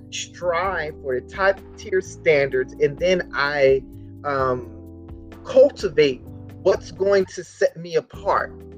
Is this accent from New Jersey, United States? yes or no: yes; Camden, New Jersey, United States; that is where i was born and raised